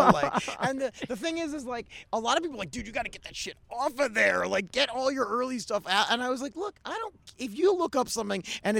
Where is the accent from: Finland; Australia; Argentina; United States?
United States; Baltimore, Maryland; moved away as an adult; also born or lived in Pittsburgh; now in Los Angeles, United States; I'm from Baltimore, went to school in Pittsburgh